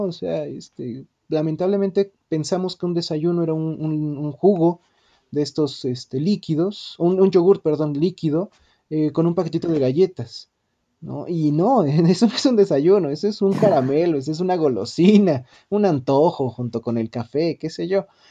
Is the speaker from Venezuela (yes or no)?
no; Mexico; como mexicanas, como mexicanos